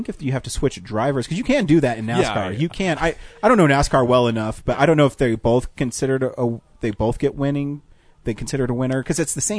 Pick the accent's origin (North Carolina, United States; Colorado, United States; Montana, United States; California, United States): Colorado, United States; I'm from Colorado.